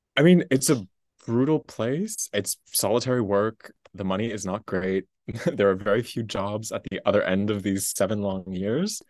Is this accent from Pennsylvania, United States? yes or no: no; Massachusetts, United States; I'm from a tiny little town in Massachusetts